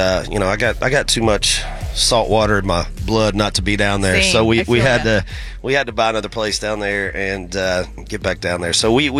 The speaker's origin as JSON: {"language": "English", "country": "United States", "tie": "born or raised there", "also_born_or_lived": "Georgia / Florida", "said": "I grew up in Georgia and Florida"}